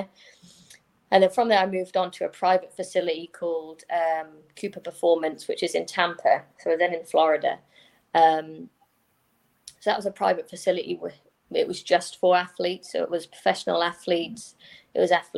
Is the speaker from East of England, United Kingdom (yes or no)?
yes; Norfolk, East of England, United Kingdom; also born or lived in America; I'm from Norfolk, so I played for Norfolk